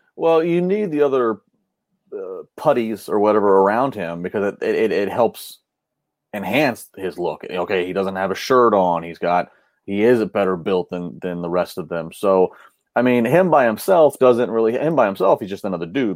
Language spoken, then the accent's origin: English; Maryland, United States; now in Pittsburgh, United States; I grew up in Maryland